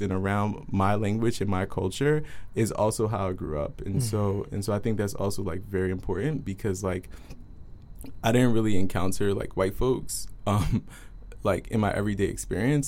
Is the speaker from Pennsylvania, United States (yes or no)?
yes; Philadelphia, Pennsylvania, United States; now in Seattle, United States; My parents are from Haiti. I'm from North Philly.